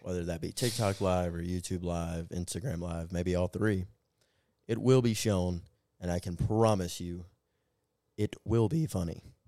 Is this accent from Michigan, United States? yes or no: no; Atlanta, Georgia, United States; my hometown Hawks.